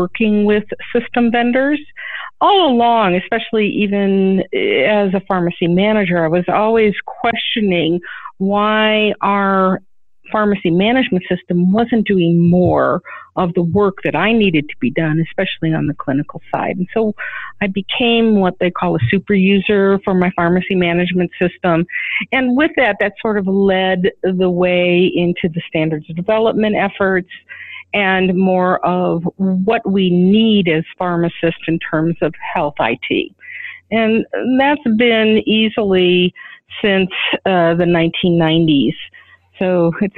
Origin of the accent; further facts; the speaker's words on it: Las Vegas, Nevada, United States; moved away as an adult; also born or lived in Chicago, Illinois; When I moved back to my hometown in Las Vegas, Nevada